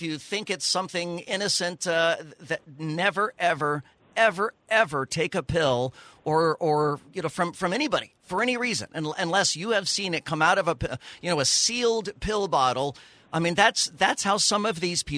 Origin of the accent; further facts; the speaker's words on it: Texas, United States; also born or lived in Dallas County, Texas; now in Orlando, United States; I was raised in Texas and live in Florida